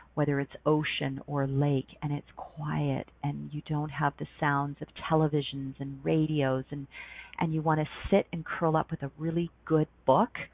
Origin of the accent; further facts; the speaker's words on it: Ontario, Canada; moved away as an adult; also born or lived in Banff, Alberta; now in Calgary, Canada; I grew up in Ontario and I moved west when I was 19 and lived in Banff, Alberta for six and a half years